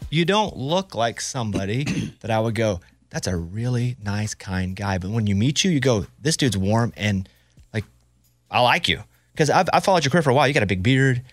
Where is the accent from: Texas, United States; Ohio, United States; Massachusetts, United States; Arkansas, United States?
Arkansas, United States; I grew up in Arkansas